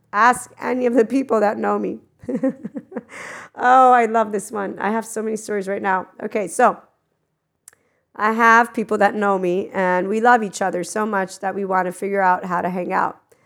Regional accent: United States; I am from America 'cause I was born there

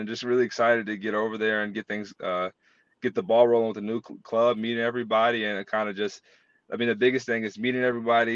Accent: North Carolina, United States; moved away as an adult; also born or lived in Texas; I'm from North Carolina, the state that is where Wake Forest is.

